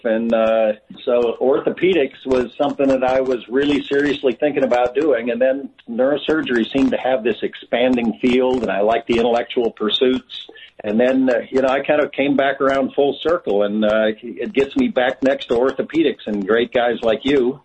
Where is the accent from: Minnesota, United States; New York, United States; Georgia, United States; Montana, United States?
Montana, United States; I grew up on a on a cattle ranch in Montana.